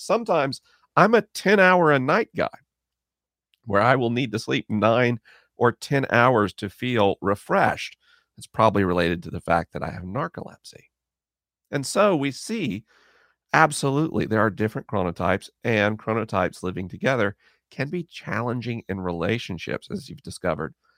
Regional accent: Florida, United States; Orlando, back in my home state of Florida

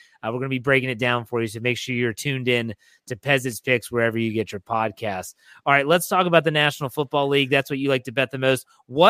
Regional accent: Wheeling, West Virginia, United States; I grew up in an area where they had dog races. I grew up in Wheeling, West Virginia. There's a dog track still there to this day on the island with the Island Casino.

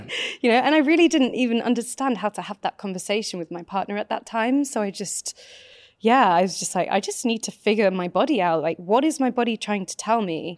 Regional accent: United Kingdom; I grew up just outside of London, actually, in the countryside.

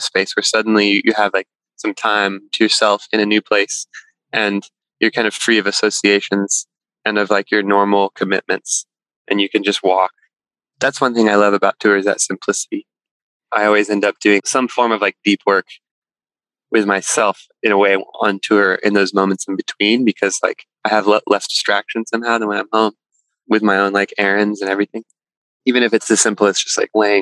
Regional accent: Texas Hill Country, United States; moved away as an adult; also born or lived in Boston; now in Topanga, United States; I grew up in Texas in the hill country, like just landlocked from the ocean

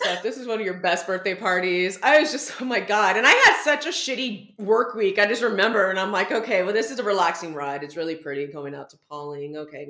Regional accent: San Antonio, Texas, United States; now in New York, United States; So I grew up in San Antonio, legit. But I went to like high school on farmland, legit.

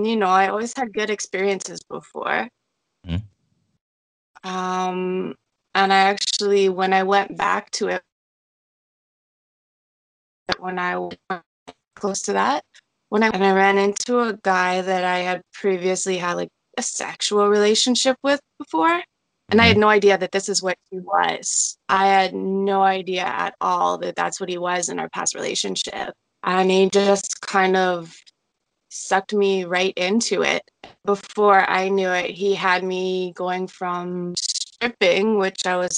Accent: Toronto, Ontario, Canada; So I'm from Ontario, Canada, Toronto area.

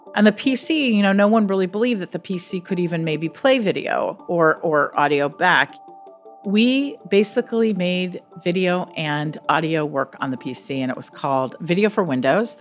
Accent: Silicon Valley, California, United States; I grew up in Silicon Valley.

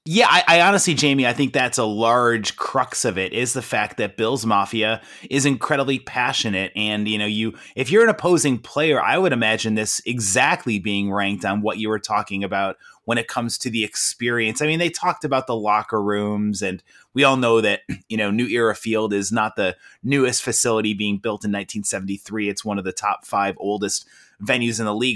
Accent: Rochester, New York, United States; I grew up in Rochester

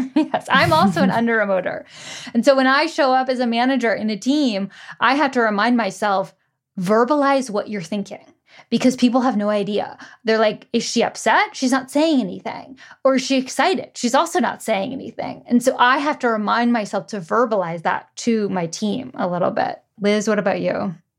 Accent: United States; grew up in the U S

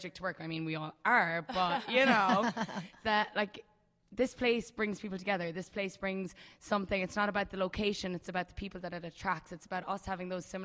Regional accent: Ireland; I'm Irish

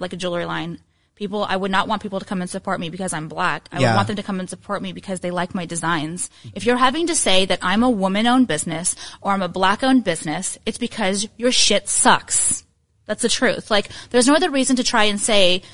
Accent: Orange County, California, United States; also born or lived in Los Angeles; I grew up in Orange County

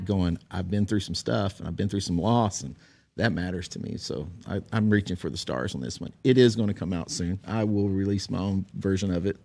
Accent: Texas, United States; I'm a redneck from Texas

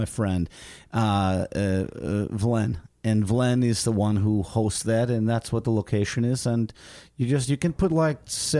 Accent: Vilnius, Vilnius County, Lithuania; I'm from Vilnius, Lithuania.

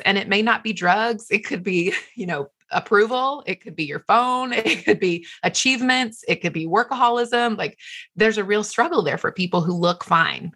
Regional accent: the South, United States; moved away; also born or lived in Los Angeles / Manhattan; I'm from the South

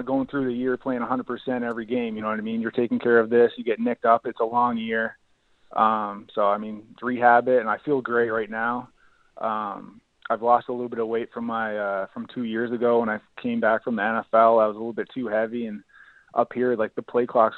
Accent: Kingston, Ontario, Canada; I'm from Kingston, same with Matt O'Donnell

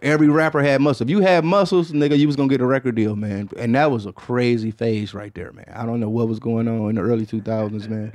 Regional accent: Michigan, United States; moved away; I'm from Michigan

